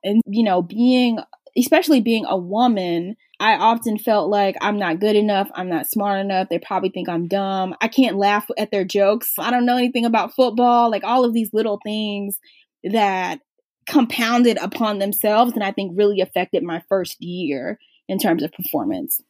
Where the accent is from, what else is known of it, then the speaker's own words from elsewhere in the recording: Atlanta, Georgia, United States; also born or lived in Philadelphia; I grew up in Atlanta